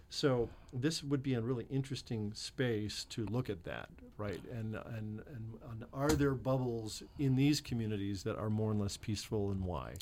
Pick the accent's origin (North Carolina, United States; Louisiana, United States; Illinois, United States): Illinois, United States; Chicago; moved away; I'm from Chicago